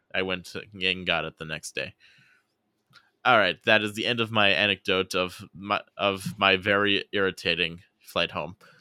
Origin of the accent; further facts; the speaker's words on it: United States; a different city that's actually closer to my hometown